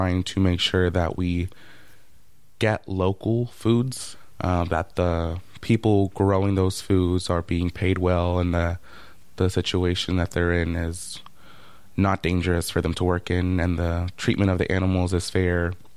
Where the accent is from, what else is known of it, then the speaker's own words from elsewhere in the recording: Oakland, California, United States; Growing up, most of my life, I grew up in East Oakland